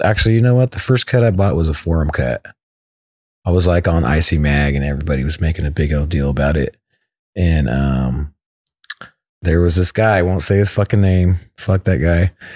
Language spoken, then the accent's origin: English; West Sacramento, California, United States; I'm from West Sac, so it's it's only like 15 minutes away